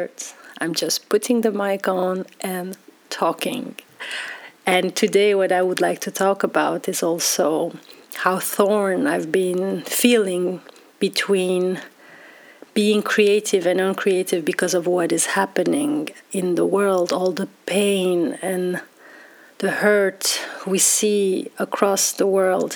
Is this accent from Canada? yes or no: no; Belgium; moved away as an adult; now in Amsterdam, Netherlands; I grew up in Belgium, and now being in Amsterdam